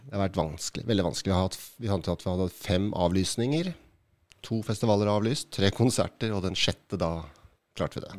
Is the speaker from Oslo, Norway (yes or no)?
yes; Oslo, Norway; jeg er fra Oslo